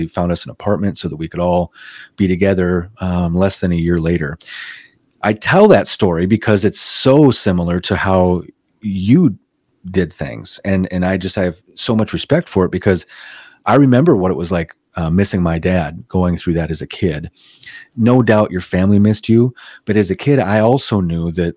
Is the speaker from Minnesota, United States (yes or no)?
yes; Minnesota, United States; also born or lived in Ottumwa, Iowa; I was born in Iowa. All right. And I eventually moved to Minnesota and ended up growing. I'm still in Minnesota. I've grown up here most of my life. We moved here when I was about 5 or 6 years old